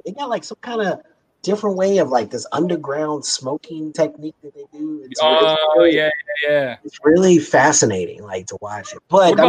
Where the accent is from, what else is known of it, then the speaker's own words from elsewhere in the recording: Kansas City, United States; We're both from Kansas City.